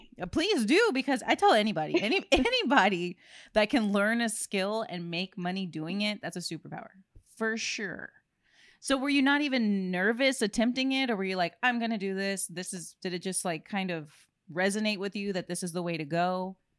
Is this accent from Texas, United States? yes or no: yes; South Texas, United States; growing up in South Texas